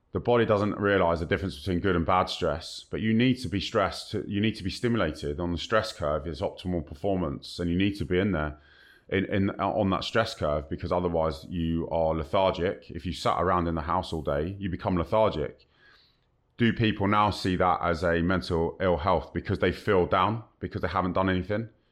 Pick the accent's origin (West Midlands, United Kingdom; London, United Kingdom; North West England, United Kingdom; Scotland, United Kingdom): London, United Kingdom; Kingston upon Thames; I was born and bred in Kingston upon Thames, Southwest London.